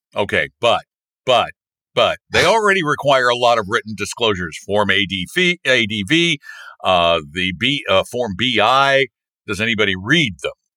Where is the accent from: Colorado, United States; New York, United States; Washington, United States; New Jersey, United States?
Colorado, United States; This is from like my hometown. it's in Colorado